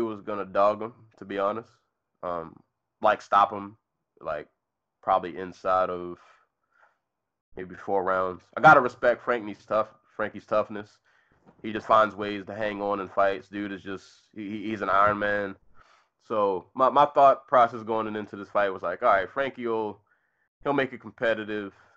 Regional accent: Maryland, United States; this took place in my home state. Uh, these two gentlemen fought about 20 minutes away from where I live

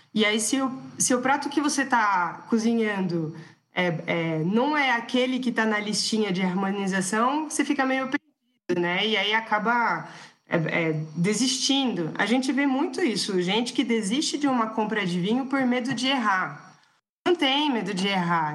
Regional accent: France; Portuguese is a second language; moved away as an adult; now in Brazil; nós dois somos franceses, a gente cresceu na França

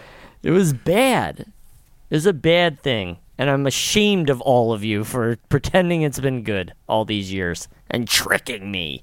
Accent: United States; I'm an American

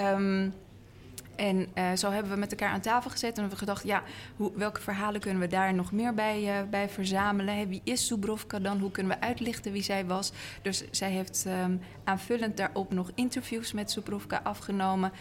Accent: Amsterdam, North Holland, Netherlands; wij als Amsterdammers

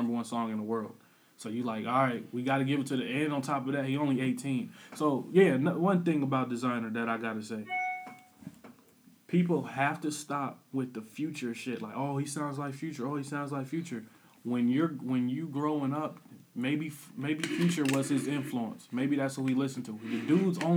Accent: Peoria, Illinois, United States; I'm from Illinois. I'm from Peoria, Illinois

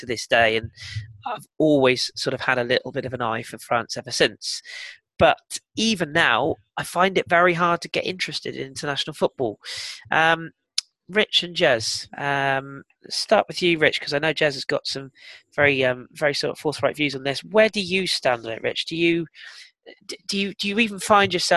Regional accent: England, United Kingdom; being an Englishman, sort of born and bred

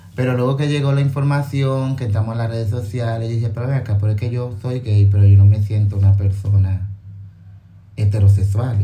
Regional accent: Dominican Republic; todos somos negros, todos somos dominicanos

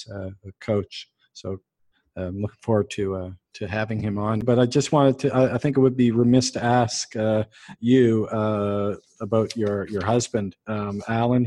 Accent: Canada; I'm being Canadian

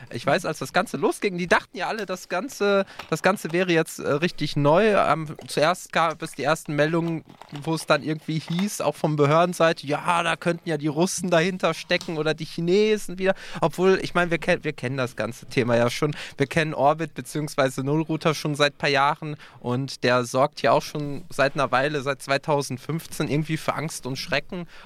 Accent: North Rhine-Westphalia, Germany; wo kommst du her? Ja, aus NRW

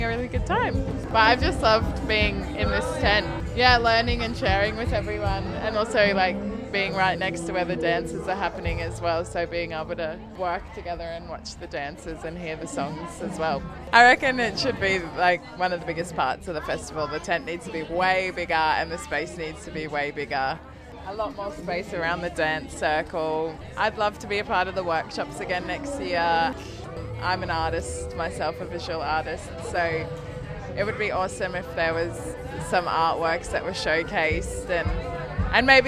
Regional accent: Quandamooka country, Queensland, Australia; I'm from Quandamooka country

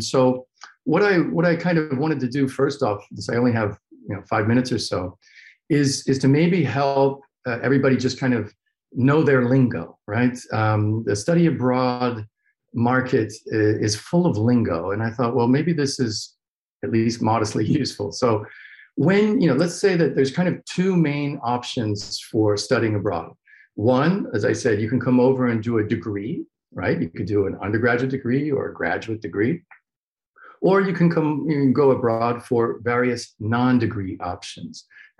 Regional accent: United States; accent: American; moved away as an adult; also born or lived in Massachusetts; now in Lisbon, Portugal; I'm an American, obviously, just by the accent, who for a long time was a professor of political science at the University of Massachusetts, Dartmouth.

